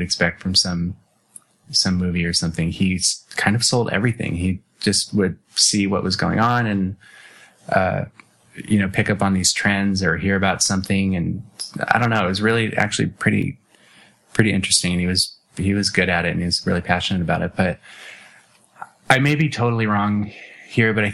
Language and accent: English; Phoenix, Arizona, United States; I was born in Phoenix and I've lived here my whole life